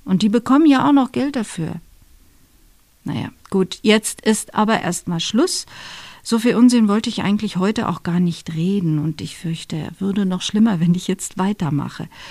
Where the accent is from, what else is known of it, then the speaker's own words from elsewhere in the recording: Dortmund, North Rhine-Westphalia, Germany; now in Bavaria, Germany; Meine Eltern sind in Dortmund, wo ich herstamme